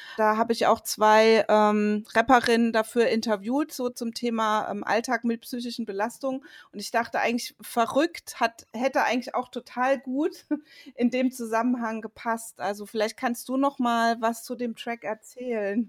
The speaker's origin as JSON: {"language": "German", "region": "Rhineland-Palatinate", "country": "Germany", "moved": "yes", "said": "ich komme ja aus der Pfalz"}